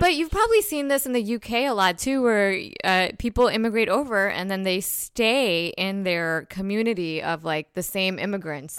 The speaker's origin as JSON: {"language": "English", "region": "New Jersey", "country": "United States", "said": "I'm from Jersey"}